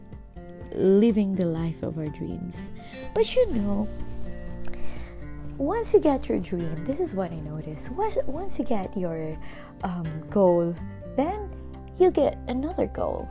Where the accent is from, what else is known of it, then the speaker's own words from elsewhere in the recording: Philippines; moved away as an adult; now in Nashville, United States; I am originally from the Philippines. We moved here in the US back in 2018 for the sake of my job.